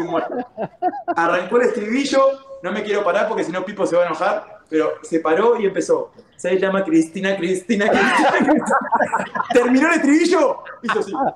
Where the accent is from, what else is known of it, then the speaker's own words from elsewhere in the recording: Uruguay; moved away as an adult; also born or lived in Kansas City / California; now in United States; Yo vengo de Uruguay